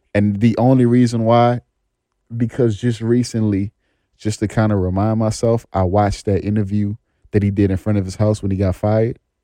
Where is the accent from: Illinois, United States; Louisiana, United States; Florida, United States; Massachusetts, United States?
Louisiana, United States; New Orleans; I'm from New Orleans, too